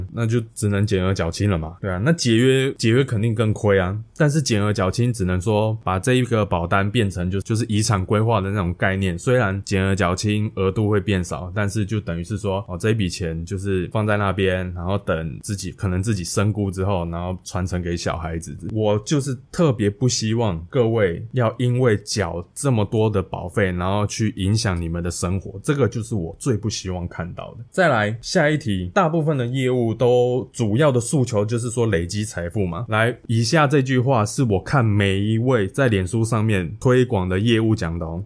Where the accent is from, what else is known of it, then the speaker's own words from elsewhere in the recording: Hualien, Hualien County, Taiwan; 因为我老家是在花莲